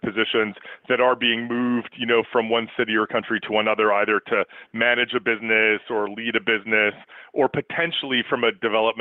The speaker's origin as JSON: {"language": "English", "country": "Canada", "said": "as a Canadian and as someone who works in HR"}